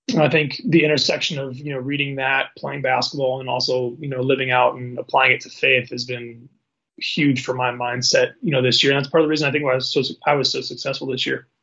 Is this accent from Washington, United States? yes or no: yes; Seattle, Washington, United States; now in Spokane, United States; I'm from Seattle